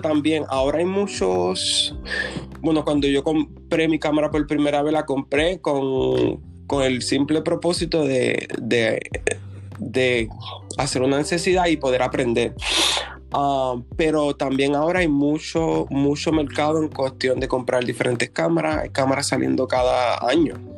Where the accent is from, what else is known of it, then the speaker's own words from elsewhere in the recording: Puerto Rico; moved away as an adult; now in Georgia, United States; llevo aquí en Georgia um, hace siete años. Um, salí de Puerto Rico um, cuando terminé mis estudios